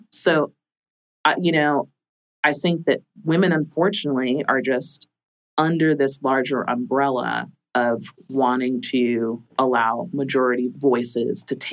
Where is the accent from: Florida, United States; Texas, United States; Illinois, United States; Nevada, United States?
Florida, United States; I'm from Florida.